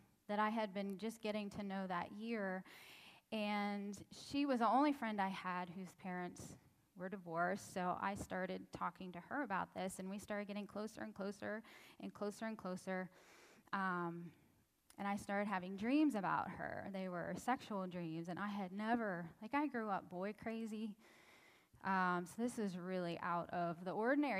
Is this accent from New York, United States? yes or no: no; Pittsburgh, Pennsylvania, United States; I grew up in the Pittsburgh area